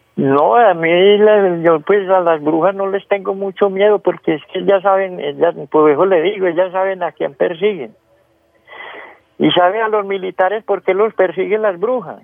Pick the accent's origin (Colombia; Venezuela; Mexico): Colombia; Valle del Cauca; yo soy de Germán Nuevo Valle